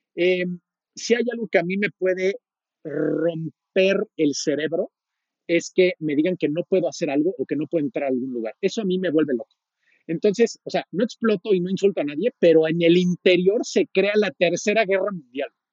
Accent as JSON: {"language": "Spanish", "country": "Mexico", "said": "yo soy mexicano, tengo 38 años"}